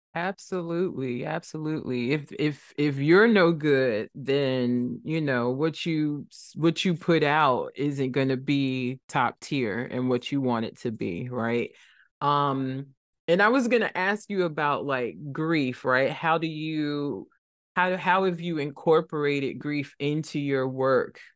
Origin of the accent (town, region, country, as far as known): Trenton, New Jersey, United States; born or raised there